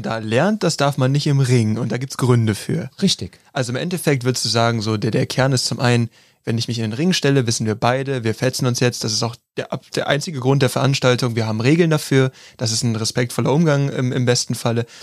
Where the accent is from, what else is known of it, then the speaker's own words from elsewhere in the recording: Neuss, North Rhine-Westphalia, Germany; also born or lived in Krefeld; ich habe in Krefeld gewohnt. Ich bin geboren in Neuss bei Gölle